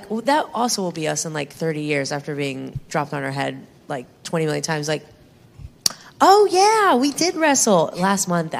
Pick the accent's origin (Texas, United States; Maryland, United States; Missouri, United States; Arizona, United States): Texas, United States; I'm from Texas